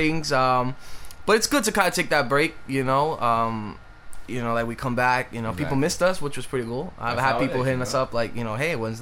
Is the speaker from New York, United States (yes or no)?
yes; New York City, New York, United States; I'm from the Bronx.